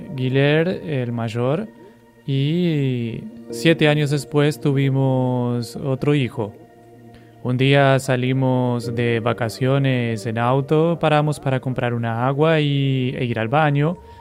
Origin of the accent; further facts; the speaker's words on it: Mato Grosso do Sul, Brazil; moved away as an adult; also born or lived in Pernambuco; yo soy natural de Mato Grosso